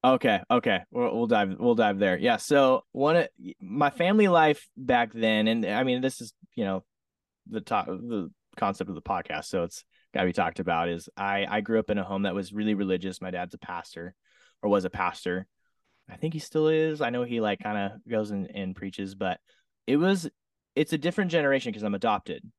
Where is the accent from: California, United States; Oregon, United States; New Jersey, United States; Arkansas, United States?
Oregon, United States; Southern; now in Redding, United States; I grew up in Southern Oregon, small little town. Lived there for most of my life.